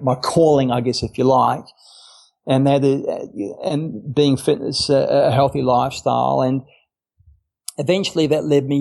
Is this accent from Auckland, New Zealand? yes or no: no; Wellington, New Zealand; I was born in Wellington, New Zealand.